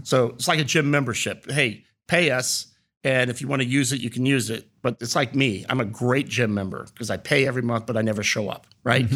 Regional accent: Reynoldsburg, Ohio, United States; also born or lived in Heidelberg, Germany; my upbringing was in Reynoldsburg, Ohio.

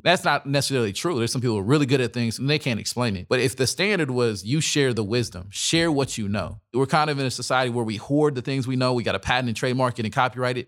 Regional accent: Dallas, Texas, United States; I'm from Dallas

